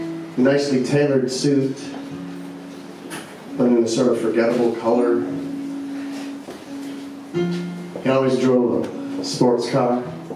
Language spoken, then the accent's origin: English; Detroit, Michigan, United States; my hometown, Detroit, Michigan